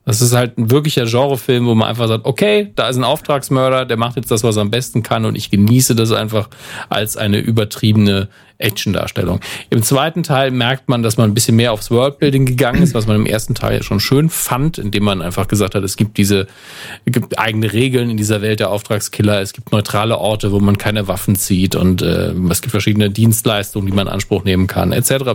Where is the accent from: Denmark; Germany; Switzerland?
Germany; Da bin ich auch ein Deutscher